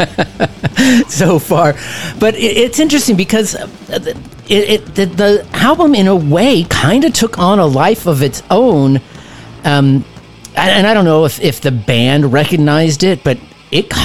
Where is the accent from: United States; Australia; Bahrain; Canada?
United States; Southern California; I grew up in Southern California